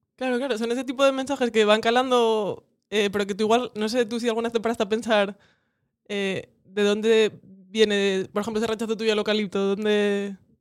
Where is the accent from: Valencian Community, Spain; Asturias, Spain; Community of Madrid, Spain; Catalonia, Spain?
Asturias, Spain; Cudillero; now in Gijón, Spain; soy de Cudillero